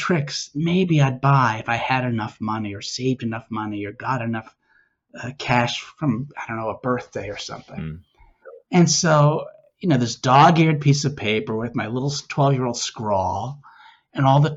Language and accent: English; Newton, Massachusetts, United States; I grew up in the Boston area, Newton, Mass